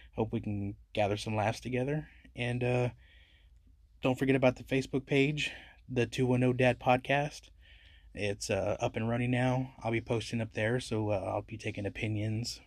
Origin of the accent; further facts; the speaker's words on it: San Antonio, Texas, United States; I love my city, it's my hometown